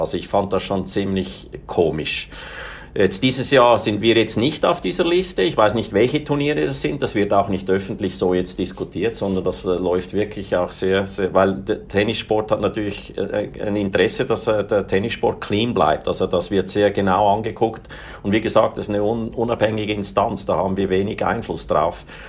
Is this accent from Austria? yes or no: no; Switzerland; ich bin Schweizer, ich bin in einer mittel, ganz normalen, mittelständigen Familie aufgewachsen.